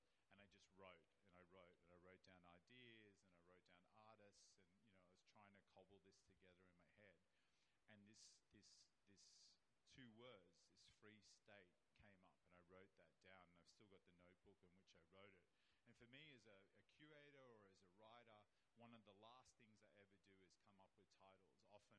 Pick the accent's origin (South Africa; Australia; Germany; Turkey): Australia; New South Wales; I'm from New South Wales. My forebears were, convicts and Aboriginal people from New South Wales, and that was a penal colony